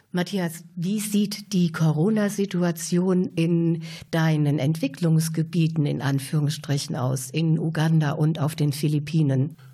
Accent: Germany; bei uns in Deutschland

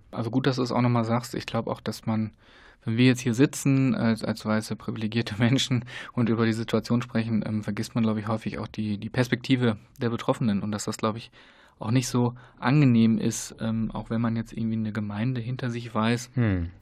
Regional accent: Germany; wir als Deutsche, Deutschland

